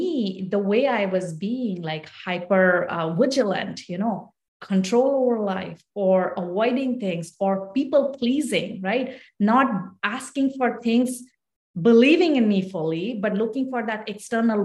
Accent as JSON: {"language": "English", "country": "India", "tie": "born or raised there", "moved": "as an adult", "lives_now": "United States", "said": "ever since I grew up in India, I moved away from India when I married my husband."}